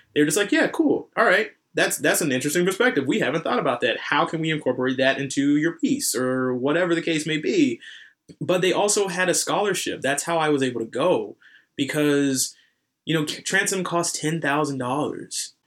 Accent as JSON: {"language": "English", "region": "North Carolina", "country": "United States", "said": "I'm from North Carolina"}